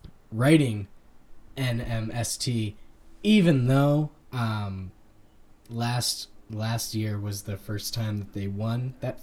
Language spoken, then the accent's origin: English; Ohio, United States; growing up in Ohio, being around Miami, Ohio, and Bowling Green